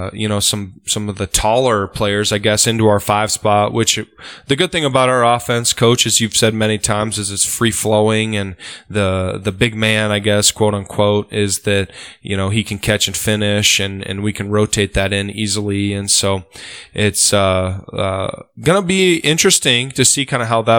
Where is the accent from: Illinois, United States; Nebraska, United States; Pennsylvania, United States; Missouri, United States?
Nebraska, United States; Osmond; I grew up in Osmond